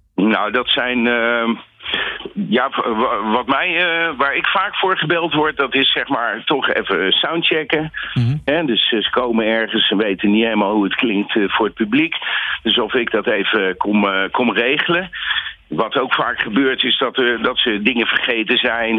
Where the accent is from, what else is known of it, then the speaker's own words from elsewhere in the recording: Nijmegen, Gelderland, Netherlands; ik kom ook uit Nijmegen